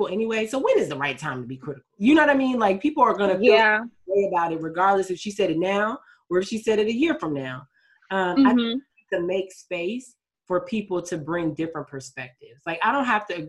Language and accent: English; United States; I am African American. Like, I am Nigerian American. So I feel like I have space to talk about both being Black in America